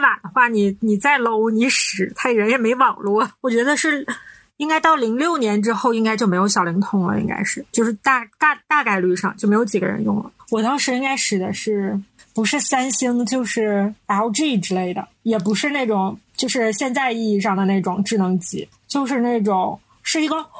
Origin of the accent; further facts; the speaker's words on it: Northeast China, China; 我们是三个来自东北的 ladies，